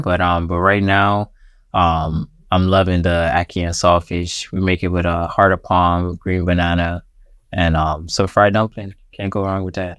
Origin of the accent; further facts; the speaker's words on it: Miami, Florida, United States; also born or lived in Jamaica; I was born here in Miami